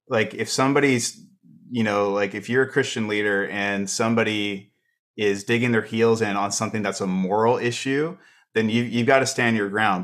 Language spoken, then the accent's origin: English; Canada; as a Canadian